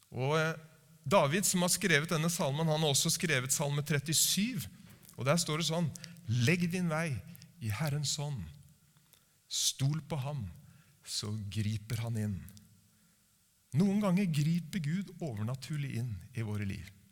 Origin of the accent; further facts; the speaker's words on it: Norway